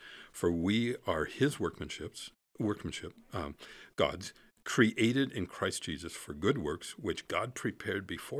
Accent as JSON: {"language": "English", "region": "Alaska", "country": "United States", "tie": "born or raised there", "said": "I'm a boy from the woods in the Holy Land. I grew up in Alaska"}